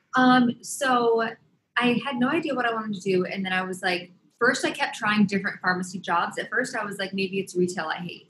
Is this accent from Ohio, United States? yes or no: no; upstate New York, United States; also born or lived in Los Angeles, California / Boston, Massachusetts; now in New York, United States; I grew up between upstate New York and LA.